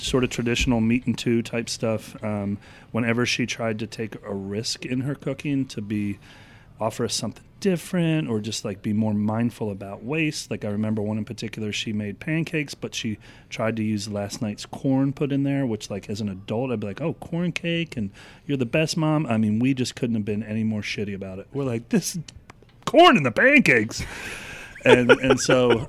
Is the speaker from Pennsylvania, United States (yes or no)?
yes; Philadelphia, Pennsylvania, United States; now in Atlanta, United States; we grew up in Philadelphia